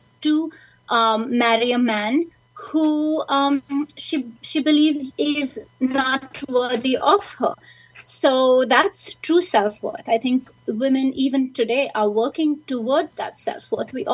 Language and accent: English; India; now in United States; when I was growing up in India, studying in English